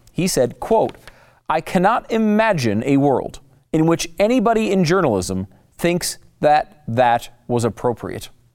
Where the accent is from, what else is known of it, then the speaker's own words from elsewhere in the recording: Northeast, United States; now in Texas, United States; I grew up in the Northeast